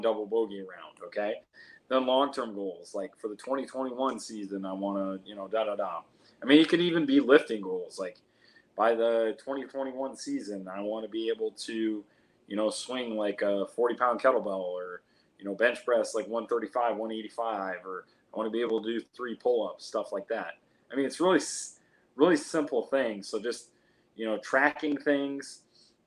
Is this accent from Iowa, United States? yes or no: yes; Iowa, United States; now in Phoenix, United States; I grew up in the Midwest in Iowa